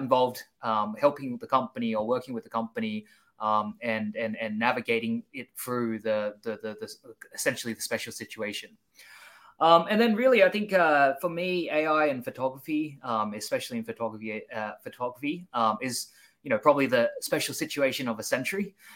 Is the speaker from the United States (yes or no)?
no; Sydney, New South Wales, Australia; now in Seoul, South Korea; I'm originally from Sydney, Australia